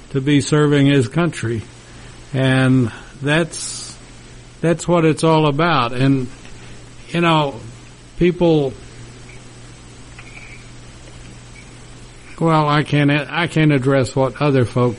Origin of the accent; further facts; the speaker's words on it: Lubbock, Texas, United States; the school in my hometown